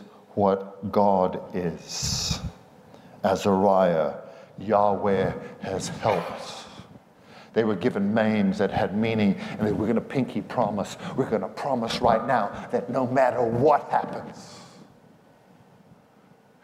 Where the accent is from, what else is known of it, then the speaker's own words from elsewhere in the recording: South Africa; moved away; I'm South African and I went barefoot most of the time growing up over there